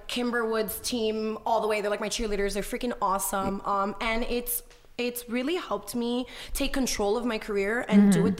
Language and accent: English; Miami, Florida, United States; accent: thick Miami accent; Yeah. I'm Cuban. And I remember getting in when I first got in, they're like, oh, you have too much of an accent. Cause I'm from Miami. So I had a very thick accent.